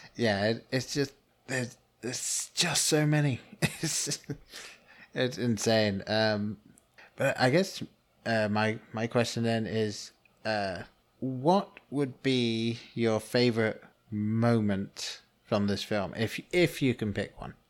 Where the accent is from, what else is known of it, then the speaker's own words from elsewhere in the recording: England, United Kingdom; growing up in England